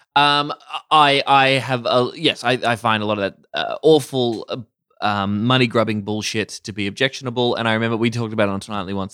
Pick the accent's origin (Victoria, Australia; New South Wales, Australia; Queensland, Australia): Victoria, Australia; Warrnambool; moved away as an adult; growing up in Warrnambool in country